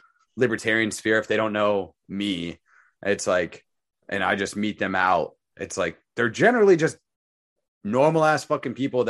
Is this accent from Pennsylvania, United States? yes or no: no; Phoenix, Arizona, United States; I grew up in the ghetto type of saw where I grew up in Phoenix